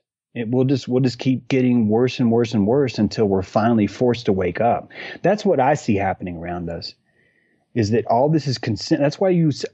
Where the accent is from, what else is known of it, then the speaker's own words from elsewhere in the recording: North Carolina, United States; I'm a natural born human that happens to be in a place that these people call North Carolina